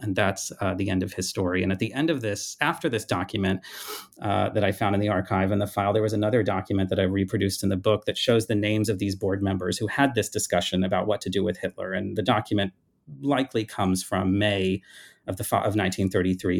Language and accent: English; United States; as an American growing up